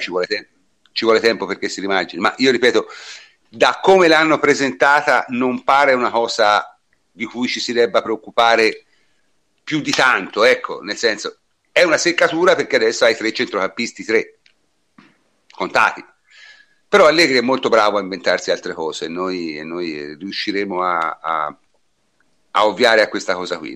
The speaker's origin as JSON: {"language": "Italian", "town": "Siena", "region": "Tuscany", "country": "Italy", "said": "sono di Siena quindi la conosco bene"}